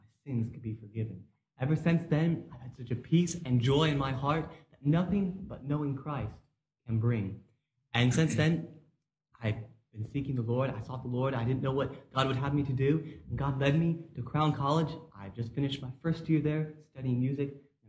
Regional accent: Dublin, Leinster, Ireland; also born or lived in Washington, D.C.; I was born in the United States in the Washington, D.C. area, but I grew up in Dublin, Ireland.

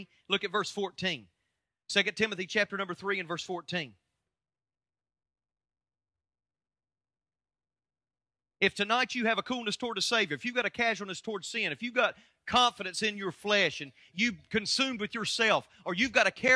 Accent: United States; I'm an American

